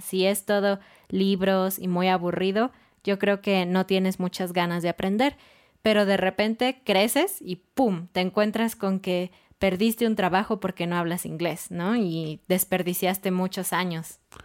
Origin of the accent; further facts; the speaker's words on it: Mexico City, Mexico; now in Querétaro, Mexico; nosotros somos de Ciudad de México y ahora estamos en Querétaro